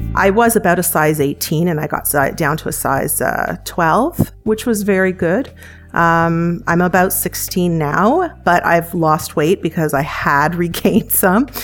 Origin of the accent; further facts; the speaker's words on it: Canada; I'm Canadian, live in Canada